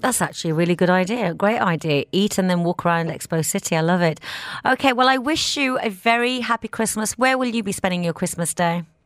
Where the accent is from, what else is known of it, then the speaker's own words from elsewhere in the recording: England, United Kingdom; moved away; I didn't even drink coffee growing up in England